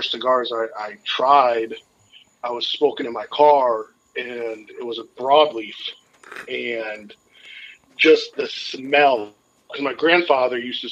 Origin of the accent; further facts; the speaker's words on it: Enfield, Connecticut, United States; we grew up in Connecticut is where kind of my whole family grew up and everything. And so we would drive around, like, Enfield is where we grew up